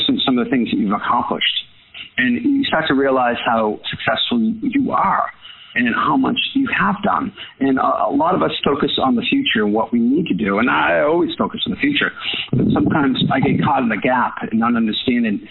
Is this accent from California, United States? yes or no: no; Boston, Massachusetts, United States; I was from Boston